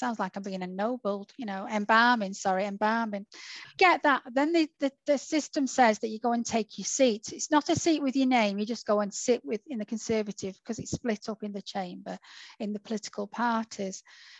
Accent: Salford, North West England, United Kingdom; also born or lived in Warrington; I was born in Salford

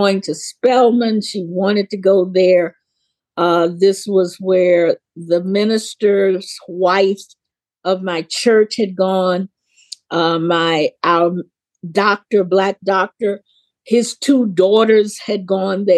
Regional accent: the Jim Crow South, United States; I grew up in the Jim Crow South

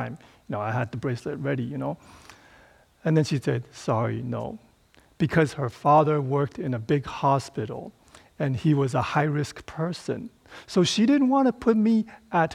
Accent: Taipei, Taiwan; So Taipei, my hometown, it has 5.5 million people

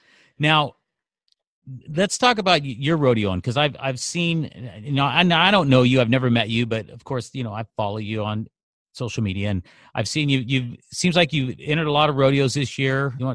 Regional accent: Northern California, United States; moved away; also born or lived in Sacramento, California / Loomis, Placer County, California / Livermore area, California; I'm actually from California, Northern California, up in...

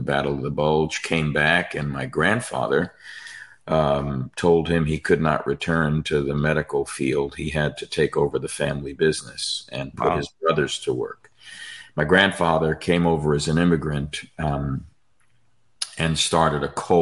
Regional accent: New York, United States; I'm a dysfunctional Italian born and raised in New York

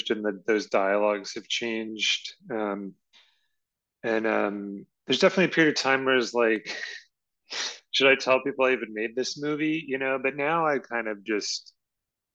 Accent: Richmond, Virginia, United States; moved away; I'm from Richmond, Virginia, or at least that's where I was.

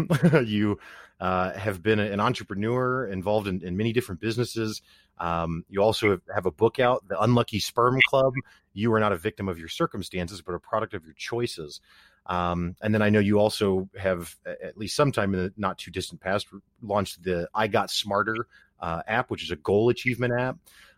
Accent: Ozarks, Missouri, United States; born or raised there

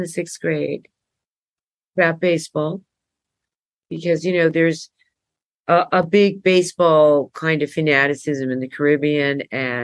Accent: New York City, New York, United States; accent: New Yorker; also born or lived in Cuba; I was born in Cuba, and my mom took us out of Cuba and moved us to Brooklyn, because that's where her relatives lived.

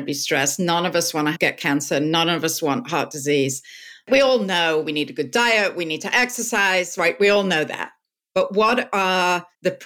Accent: England, United Kingdom; moved away; I'm British

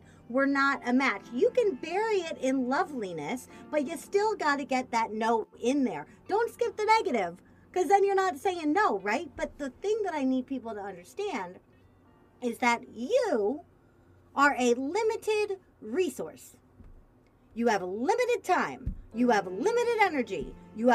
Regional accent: Missouri, United States; I'm from Missouri, which is the fake South

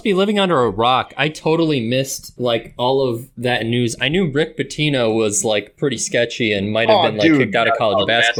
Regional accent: Wauwatosa, Wisconsin, United States; born and raised in Milwaukee, but really like a suburb outside of it. It's called Wauwatosa.

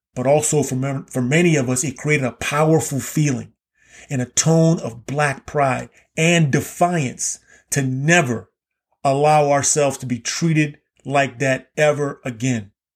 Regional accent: Key West, Florida, United States; Growing up in Key West, Florida, I lived right kind of on the border of the remnants of formal segregation

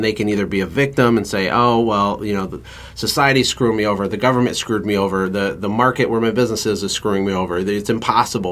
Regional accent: Flint, Michigan, United States; I'm a white guy in Michigan. I was born in Flint, Michigan, which is a really urban area

